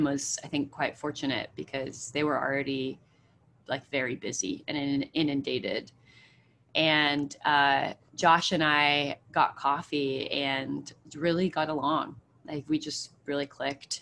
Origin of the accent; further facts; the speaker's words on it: Bay Area, Silicon Valley, California, United States; I grew up in the Bay Area, I grew up in Silicon Valley